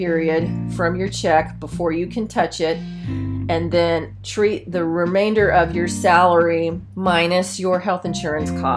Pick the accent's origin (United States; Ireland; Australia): United States; Ohio; moved away as an adult; also born or lived in Paterson, New Jersey; I was from Ohio and my family owned a car dealership